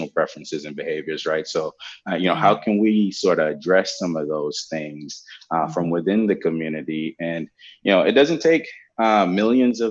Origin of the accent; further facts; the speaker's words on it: Jamaica; also born or lived in Norfolk, Virginia, United States; now in United States; I grew up in Jamaica without a computer